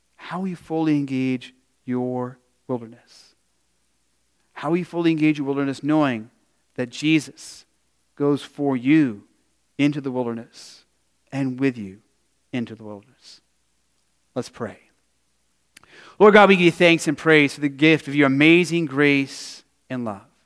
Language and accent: English; Arizona, United States; growing up in Arizona